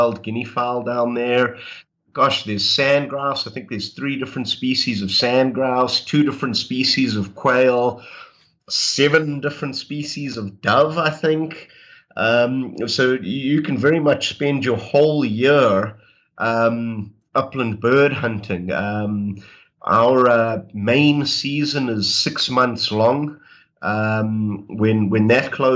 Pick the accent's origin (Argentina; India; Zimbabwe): Zimbabwe; moved away as an adult; also born or lived in Botswana / Florida / Illinois; now in Texas, United States; I was born and raised in Zimbabwe, in Southern Africa, and met a woman, and she brought me over to the States.